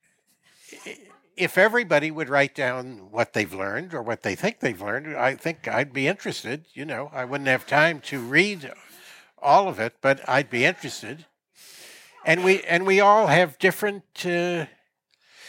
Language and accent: English; United States; as an American growing up in the 50s